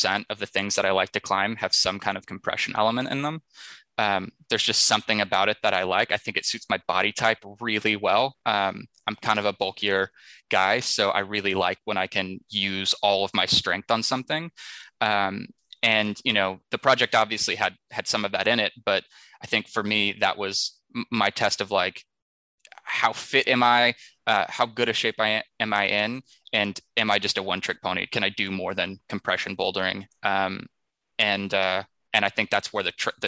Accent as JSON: {"language": "English", "region": "Texas", "country": "United States", "tie": "born or raised there", "said": "growing up in Texas"}